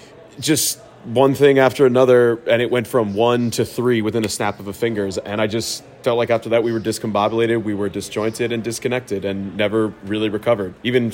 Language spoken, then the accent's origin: English; Chicago, Illinois, United States; I'm from Chicago originally.